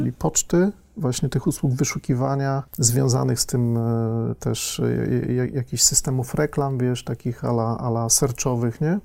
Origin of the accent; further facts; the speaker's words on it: Lębork, Pomeranian Voivodeship, Poland; moved away as an adult; also born or lived in Tricity; ja pochodzę z niewielkiego stosunkowo miasteczka, z Lęborka na Pomorzu